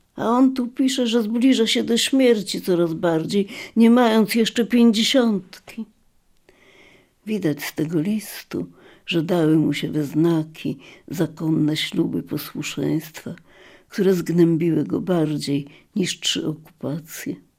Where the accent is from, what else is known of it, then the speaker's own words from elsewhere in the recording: Lviv, Lviv Oblast, Ukraine; jestem z Lwowa